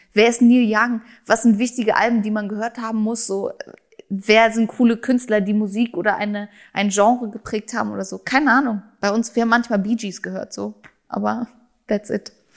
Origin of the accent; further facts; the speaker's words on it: Germany; first language German; bin ja auch Deutsche, ich bin hier geboren, ich lebe hier, das ist meine Muttersprache